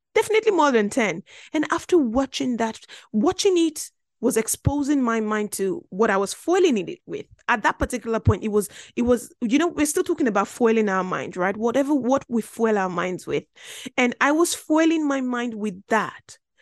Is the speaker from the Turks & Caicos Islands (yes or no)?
no; Belgium; now in United Kingdom; I grew up in Belgium.